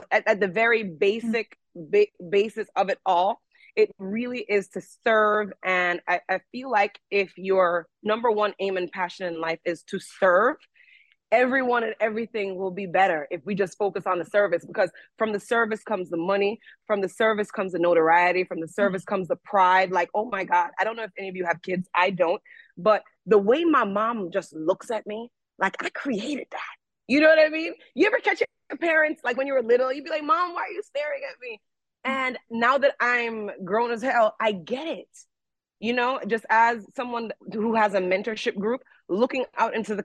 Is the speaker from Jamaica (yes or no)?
yes; Jamaica; being Jamaican to me, it means pride.